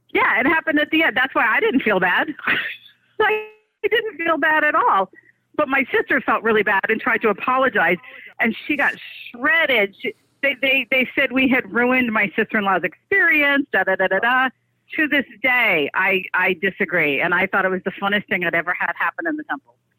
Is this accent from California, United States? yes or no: no; New York, United States; I'm from New York.